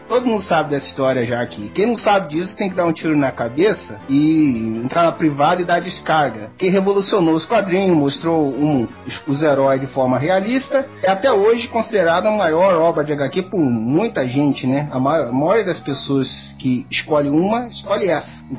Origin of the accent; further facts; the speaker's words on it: Barbacena, Minas Gerais, Brazil; Então, quando eu era criança nem lá em Barbacena, tinha um, tinha um moço lá